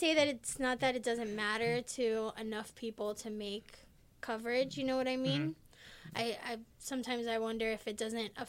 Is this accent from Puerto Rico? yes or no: yes; Puerto Rico; Oh, I'm Puerto Rican.